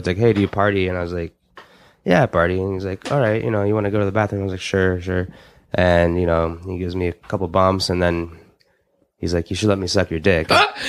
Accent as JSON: {"language": "English", "town": "Omaha", "region": "Nebraska", "country": "United States", "said": "Like, you know, I was came from Omaha, Nebraska, and I was like"}